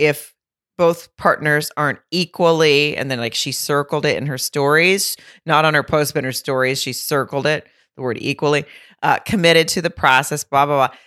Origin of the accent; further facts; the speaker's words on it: Fayetteville, Arkansas, United States; my hometown of Fayetteville